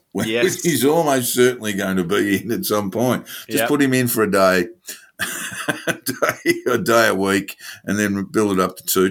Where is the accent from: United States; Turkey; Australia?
Australia